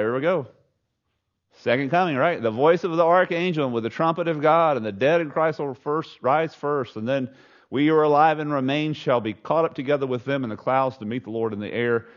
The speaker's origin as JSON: {"language": "English", "region": "Southeast Texas", "country": "United States", "tie": "born or raised there", "said": "I grew up in Southeast Texas"}